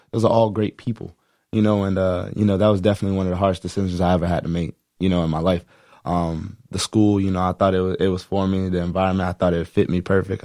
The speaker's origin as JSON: {"language": "English", "town": "Sarasota", "region": "Florida", "country": "United States", "tie": "born or raised there", "said": "I grew up in Sarasota, Florida"}